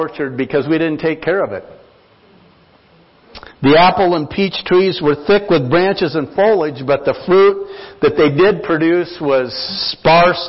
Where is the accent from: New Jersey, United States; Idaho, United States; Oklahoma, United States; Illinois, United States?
Idaho, United States; Nampa; now in Longmont, United States; I grew up in Idaho on a small farm. We called it an acreage outside of Nampa, there in the country